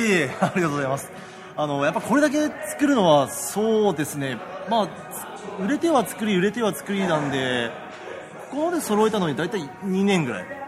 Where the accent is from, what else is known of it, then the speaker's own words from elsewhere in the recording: Saga, Japan; 佐賀出身